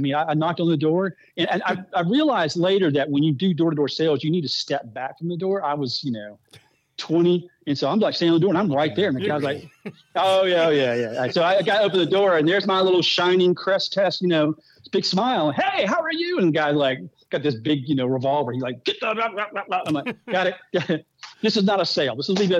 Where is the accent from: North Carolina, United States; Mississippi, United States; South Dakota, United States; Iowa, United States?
North Carolina, United States; Raleigh; also born or lived in Southern California; my mom was from in Virginia Beach and my dad was from just south of Columbia, and he was a stockbroker for Merrill Lynch. And so Raleigh is basically home. It's where I grew up.